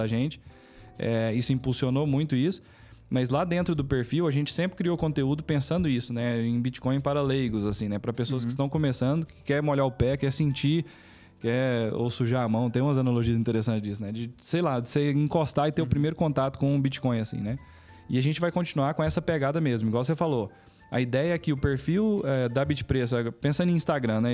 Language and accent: Portuguese; Palmeiras de Goiás, Goiás, Brazil; also born or lived in Goiânia; eu nasci aqui em Goiânia, mas eu só vim aqui nascer e morei em Palmeiras de Goiás, no interior